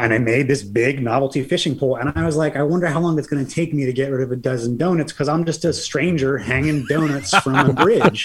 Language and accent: English; Lebanon County, Pennsylvania, United States; moved away as an adult; also born or lived in Colorado / Oregon; now in Lancaster, United States; I grew up in Lebanon County, moved out west more than 10 years ago, lived in Colorado and Oregon